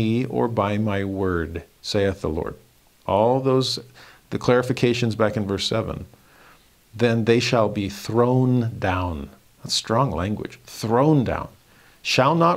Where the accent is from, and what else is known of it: Los Angeles, California, United States; born or raised there; moved away as an adult